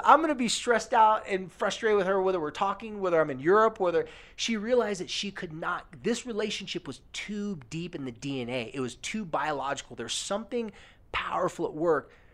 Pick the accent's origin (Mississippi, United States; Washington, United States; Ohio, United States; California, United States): California, United States; moved away; also born or lived in American Fork, Utah; my hometown in California